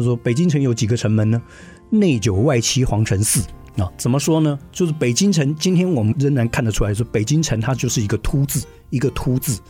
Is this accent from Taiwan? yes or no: yes; Hsinchu, Hsinchu City, Taiwan; also born or lived in Paris / Beijing; 我出生在新竹的眷村，茂宜八村